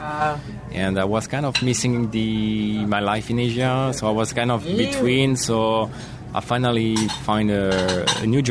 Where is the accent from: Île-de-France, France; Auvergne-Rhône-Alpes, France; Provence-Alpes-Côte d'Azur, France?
Provence-Alpes-Côte d'Azur, France; Marseille; English is a second language; moved away as an adult; also born or lived in Singapore; now in United States; I grew up in Marseille until my 24th birthday